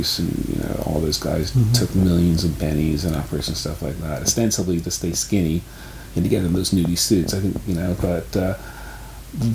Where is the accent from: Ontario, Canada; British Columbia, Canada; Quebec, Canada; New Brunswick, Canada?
Ontario, Canada; Toronto; growing up in Toronto, radio stations, Chum AM